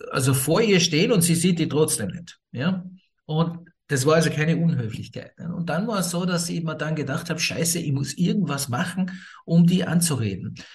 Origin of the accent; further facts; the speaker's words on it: Scotland, United Kingdom; born there; also ich bin in Schottland geboren, mein Vater kommt aus Schottland, nicht? aber meine Mutter kommt aus Österreich